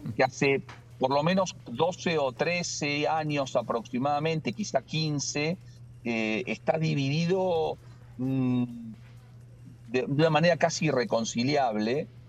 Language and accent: Spanish; Argentina